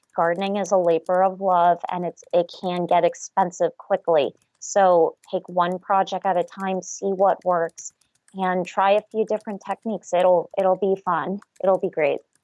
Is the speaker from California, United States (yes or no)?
no; South Florida, United States; now in Waynesboro, Pennsylvania, United States; I was born and raised in South Florida